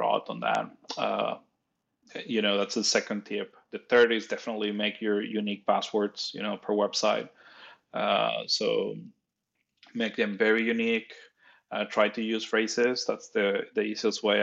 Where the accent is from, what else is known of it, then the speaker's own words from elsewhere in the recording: Nuevo Laredo, Tamaulipas, Mexico; English is a second language; moved away as an adult; I'm Mexican. I was born in Mexico in a very small town called Laredo. Nuevo Laredo in the Mexico side.